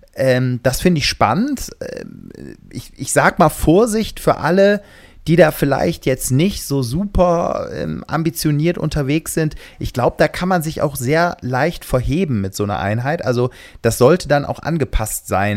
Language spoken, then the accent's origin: German; Gummersbach, North Rhine-Westphalia, Germany; In meiner Heimatstadt in Gummersbach